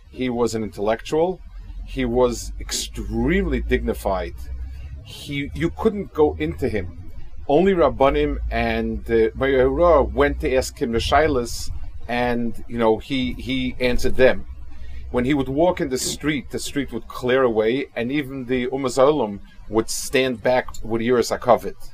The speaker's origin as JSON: {"language": "English", "town": "Kaunas", "region": "Kaunas County", "country": "Lithuania", "tie": "born or raised there", "said": "I hope I'm not disappointing people that I'm focusing a lot on my hometown"}